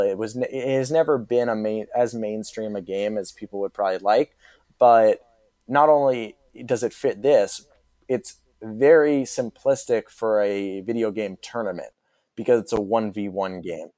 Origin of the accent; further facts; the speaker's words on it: Mamaroneck, New York, United States; moved away; I'm a Marinick High School grad